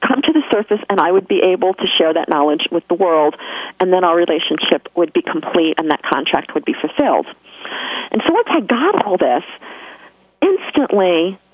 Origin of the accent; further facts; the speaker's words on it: New York, United States; accent: New York; my New York accent